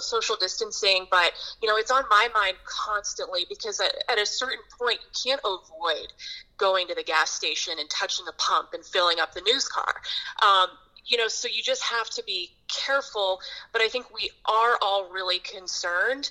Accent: Pittsburgh, Pennsylvania, United States; also born or lived in New England; now in Tampa Bay, United States; I grew up in Pittsburgh

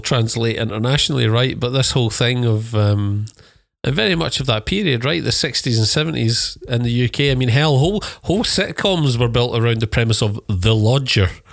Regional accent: United Kingdom; being British

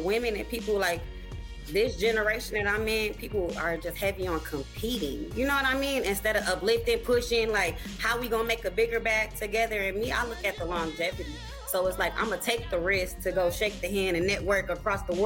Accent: Saginaw, Michigan, United States; now in Grand Rapids, United States; It's Saginaw, yeah. 989

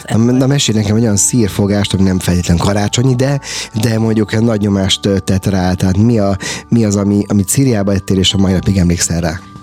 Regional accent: Hungary; mi magyarok

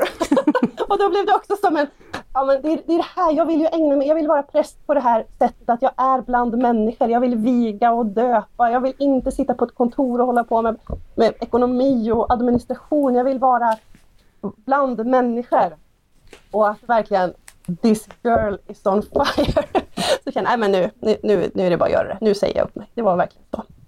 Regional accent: Hede, Jämtland, Sweden; min hemby Hede

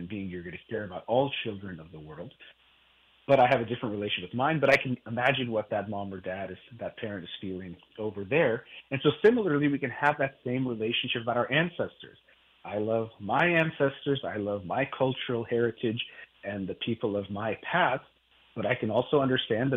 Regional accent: United States; I'm Iranian, from my parents both being Iranian. I was born in the United States

